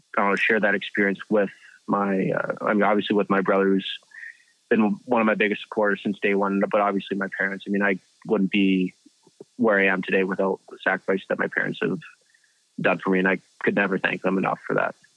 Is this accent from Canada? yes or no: yes; Canada; a kid growing up in Canada